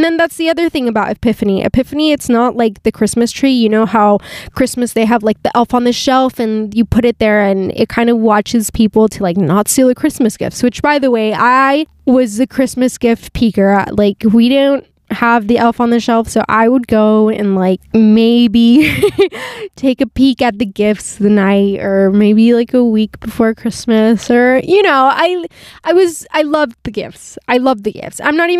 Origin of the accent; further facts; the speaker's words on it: California, United States; born there; You know, my parents are Mexican. I was born in California, so, but obviously, like, I'm bilingual